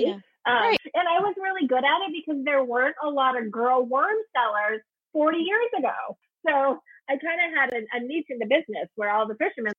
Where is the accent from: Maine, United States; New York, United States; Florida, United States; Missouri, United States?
Maine, United States; accent: Maine accent; I grew up in Maine